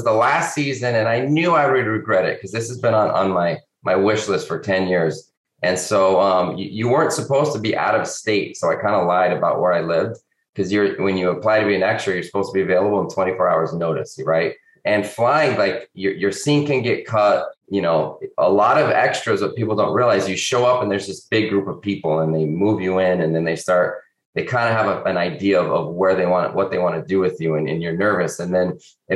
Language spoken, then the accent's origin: English; Albuquerque, New Mexico, United States; moved away; But look, I grew up in Albuquerque, or just outside of Albuquerque, a little suburb.